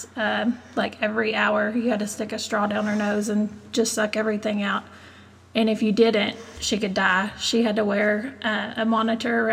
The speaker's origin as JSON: {"language": "English", "town": "Hico", "region": "Texas", "country": "United States", "tie": "born or raised there", "also_born_or_lived": "Stephenville, Texas", "said": "I grew up in Hyco, lived there all my life"}